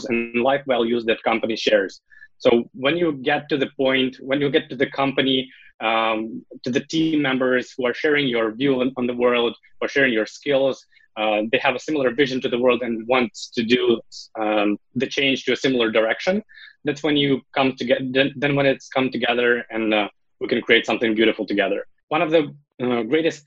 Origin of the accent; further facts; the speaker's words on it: Ukraine; I'm from Ukraine